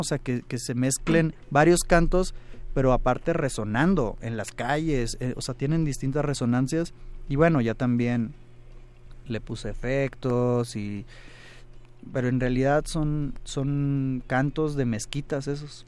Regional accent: Hermosillo, Sonora, Mexico; yo que soy de Hermosillo

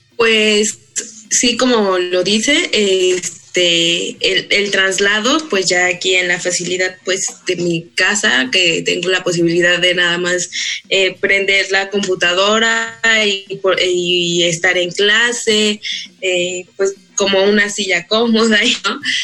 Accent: Colombia; moved away as an adult; now in Mexico; vengo de Colombia y vine a hacer mi séptimo semestre acá en la ENS

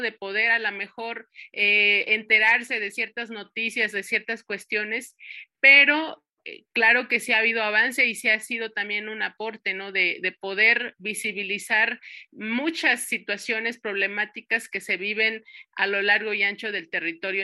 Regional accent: Santo Tomás, Michoacán, Mexico; now in Uruapan, Mexico; yo soy originaria de Santo Tomás y Santo Tomás pertenece a una de las cuatro subregiones de, de, lo que se conforma el territorio purépecha, que es la Cañada de los Once Pueblos

